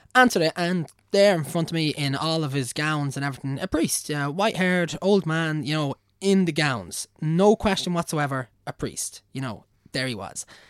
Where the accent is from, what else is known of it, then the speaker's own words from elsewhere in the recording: Navan, County Meath, Ireland; accent: Navan; also born or lived in Kildare / England; I'm Irish, and I've lived in Ireland, like, all my life.